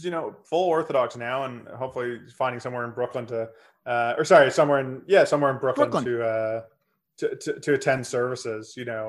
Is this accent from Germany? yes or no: no; Canada; Everyone I knew growing up was a Steve Nash fan, if you were Canadian, even though came from a different part of Canada than we were from.